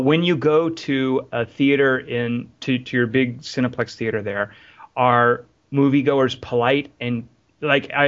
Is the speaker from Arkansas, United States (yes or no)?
yes; Arkansas, United States; now in Los Angeles, United States; I'm from Arkansas, and I just know that if I were to move back to Arkansas